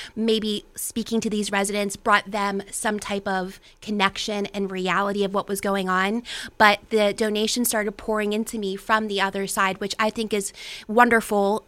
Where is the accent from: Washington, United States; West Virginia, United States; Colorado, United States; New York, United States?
West Virginia, United States; Weirton; now in Pittsburgh, United States; I am originally from the Ohio Valley myself. I'm from Weirton, West Virginia